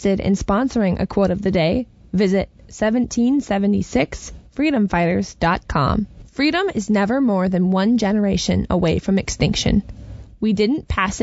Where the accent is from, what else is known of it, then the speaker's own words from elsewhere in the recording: Minnesota, United States; I come from Minnesota, a forever blue state